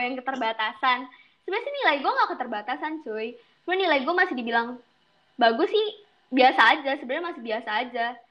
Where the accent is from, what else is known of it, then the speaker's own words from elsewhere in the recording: Jakarta, Indonesia; moved away as an adult; now in Padang, Indonesia; asal gue dari Jakarta, Jakarta Utara sih lebih tepatnya